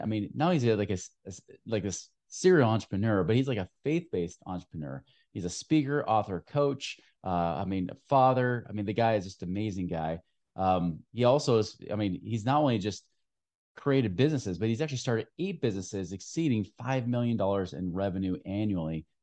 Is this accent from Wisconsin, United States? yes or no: no; Oregon, United States; moved away; my home state